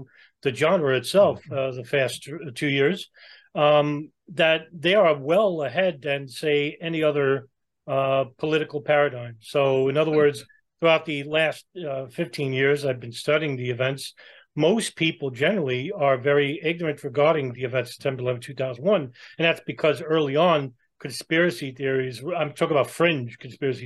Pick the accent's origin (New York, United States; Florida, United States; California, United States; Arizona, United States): New York, United States; I'm from New York and I grew up around those people